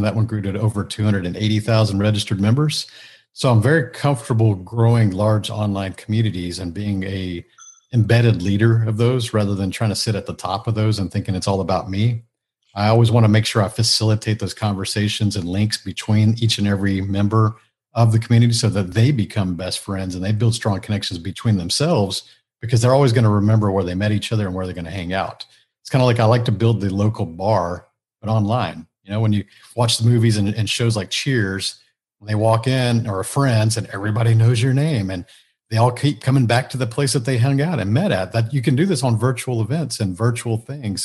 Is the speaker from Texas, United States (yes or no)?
yes; Houston, Texas, United States; I grew up here in the Houston a, area, so I'm, I'm still a native Houstonian